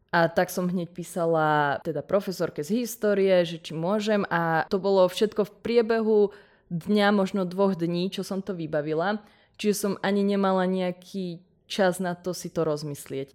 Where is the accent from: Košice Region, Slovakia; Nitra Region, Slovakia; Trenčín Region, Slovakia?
Nitra Region, Slovakia; Nitra; ja som z Nitry a o ukf tým pádom som vedela odjak živa